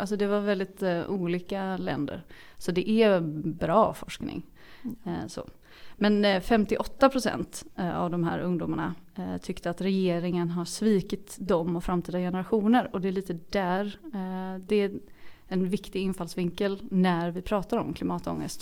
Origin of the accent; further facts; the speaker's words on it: Mölnlycke, Västra Götaland, Sweden; min resa från Göteborg ut till Mölnlycke där jag kommer ifrån